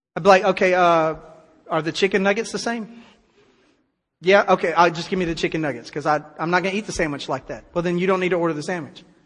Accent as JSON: {"language": "English", "country": "United States", "said": "I'm glad to live in America"}